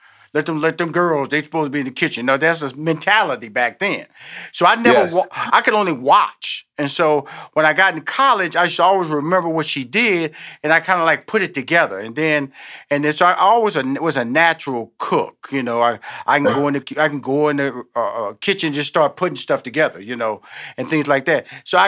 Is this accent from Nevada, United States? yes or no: no; Houston, Texas, United States; born there; now in Atlanta, United States; I'm born in Houston, Texas. Right now, my headquarters is in Atlanta, Georgia. I come from a big family